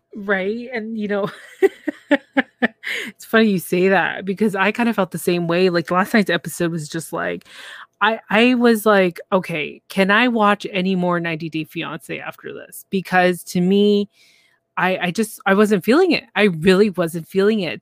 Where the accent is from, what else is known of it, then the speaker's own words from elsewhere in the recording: Canada; I'm from Canada